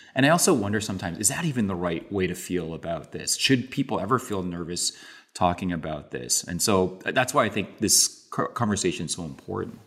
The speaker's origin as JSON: {"language": "English", "town": "Toronto", "region": "Ontario", "country": "Canada", "tie": "born or raised there", "said": "I was born and raised in Canada, but my parents were born and raised in Korea."}